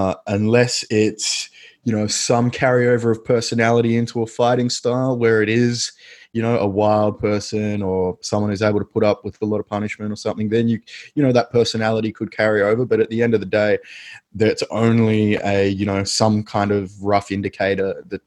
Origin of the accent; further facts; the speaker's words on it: Australia; which I now kind of think of as typically Australian, that sports upbringing where we just did everything